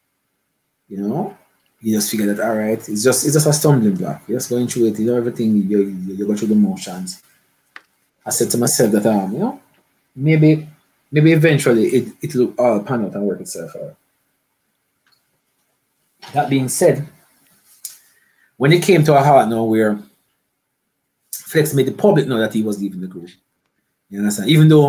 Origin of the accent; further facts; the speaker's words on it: Jamaica; I'm a artist. I come from Jamaica and I do everything.